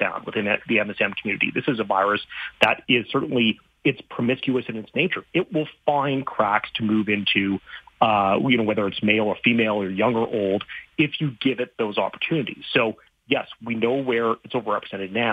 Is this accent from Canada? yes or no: yes; Saskatchewan, Canada; I grew up in Saskatchewan